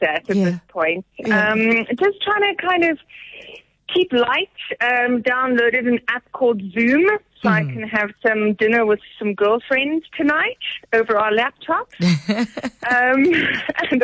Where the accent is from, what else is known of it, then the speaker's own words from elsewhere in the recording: Johannesburg, Gauteng, South Africa; also born or lived in Cape Town; I grew up in Joburg. I'm Joburg born and bred and very proudly.